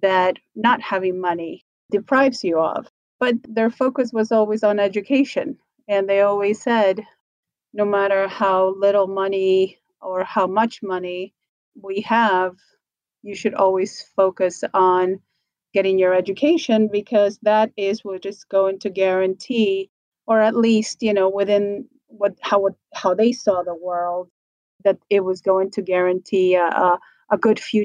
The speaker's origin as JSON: {"language": "English", "region": "Buenos Aires", "country": "Argentina", "tie": "born or raised there", "moved": "yes", "said": "I was born in Argentina, from Buenos Aires originally"}